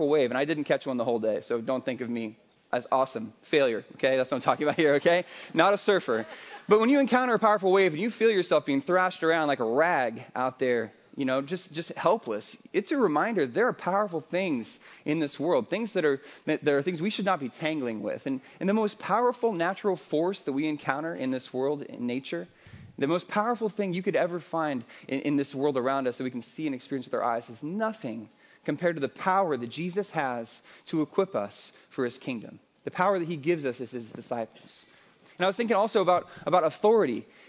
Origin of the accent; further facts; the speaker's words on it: Midwest, United States; now in California, United States; I'm not from California originally. I'm from the Midwest.